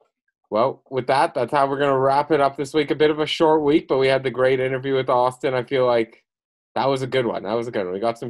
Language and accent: English; Canada; also born or lived in Montreal; I'm from Canada.